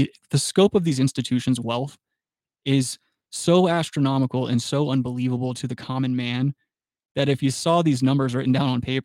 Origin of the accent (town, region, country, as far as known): United States